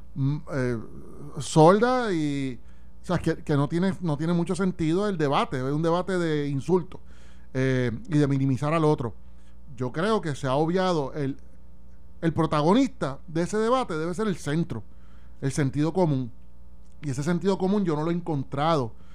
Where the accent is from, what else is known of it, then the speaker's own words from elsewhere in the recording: Puerto Rico; como puertorriqueños